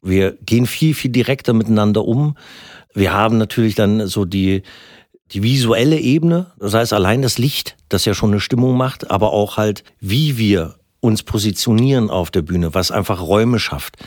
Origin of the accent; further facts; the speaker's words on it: Gröden, Brandenburg, Germany; Ich komm aus Gröden. Ne? Gröden ist nicht das berühmte Gröden, der Skifahrtsort. Nee, das ist so ein kleines, kleines verschlafenes Örtchen an der Grenze äh, zu Sachsen. Ich bin aber noch Brandenburger.